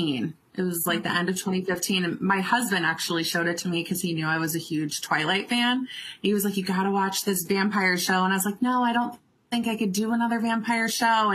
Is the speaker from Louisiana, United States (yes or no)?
no; Illinois, United States; moved away as an adult; now in Covington, United States; I'm originally from Illinois